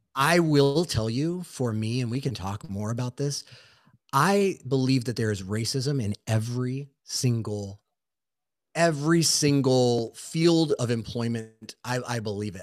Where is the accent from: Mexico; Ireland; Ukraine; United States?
United States; Southern California; growing up in Southern California, specifically where I work, so out of San Diego